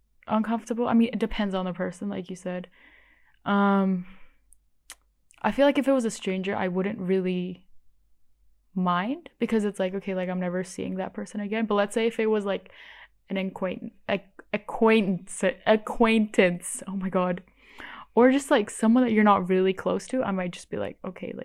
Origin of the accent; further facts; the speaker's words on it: Bali, Indonesia; I grew up in Bali, which is the only Hindu island in all of Indonesia